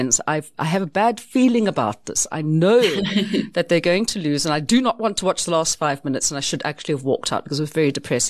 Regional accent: United Kingdom; because we like to talk about the weather because essentially we're British and that's what we do.

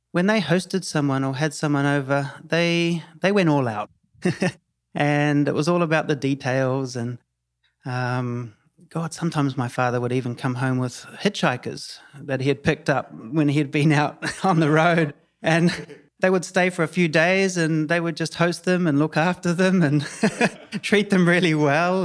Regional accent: New Zealand; moved away as an adult; now in Tulum, Mexico; I'm from New Zealand. Uh, born and bred New Zealand.

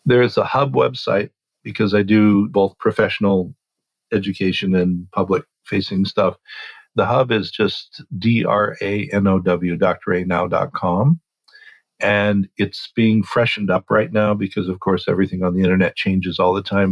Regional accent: Oregon, United States; I grew up in Oregon

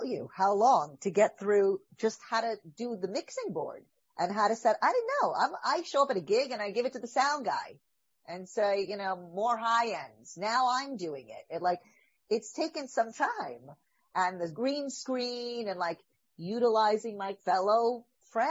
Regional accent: New York, United States; I'm a Jew from New York

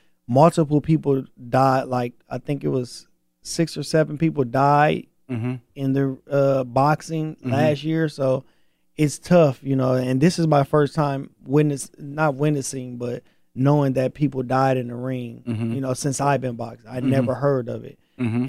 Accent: Flint, Michigan, United States; But until then, you know, I'm from Flint. You know, I'm from Michigan.

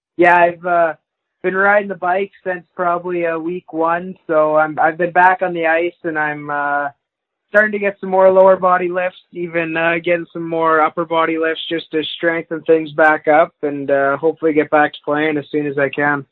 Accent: Wainwright, Alberta, Canada; I grew up in a small town, uh, Wainwright, Alberta

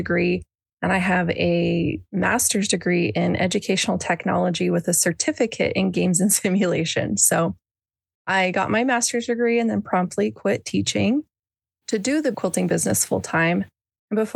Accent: Boise, Idaho, United States; I was born and raised in Boise, Idaho, which is where I'm still

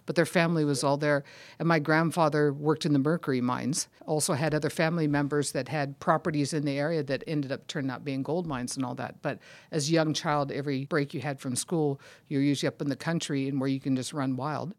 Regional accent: Sacramento, California, United States; I grew up in Sacramento, California

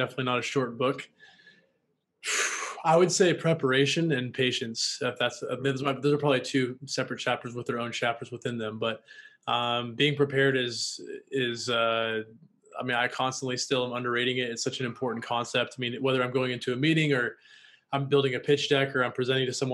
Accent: Washington, United States; also born or lived in Los Angeles; now in Austin, United States; I'm from Washington State

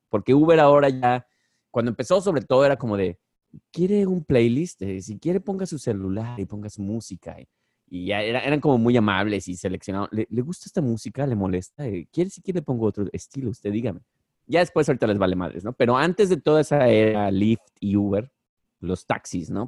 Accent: Mexico; now in Bronx, United States; soy el único mexicano en, el grupo

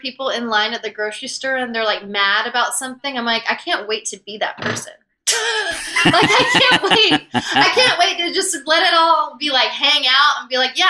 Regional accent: the South, United States; especially growing up in the South when you are a little more concerned with the way, you know, you look to other people. And as a woman, I think in the South also

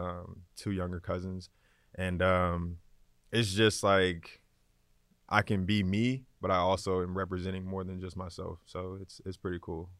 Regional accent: Atlanta, Georgia, United States; Growing up on the west side of Atlanta, my most memorable things that I remember growing up was definitely the Falcons games.

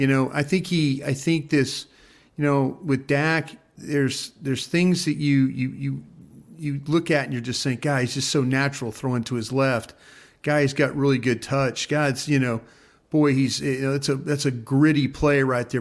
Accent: Dallas, Texas, United States; also born or lived in Philadelphia; I'm the guy from Dallas that worked for Philly

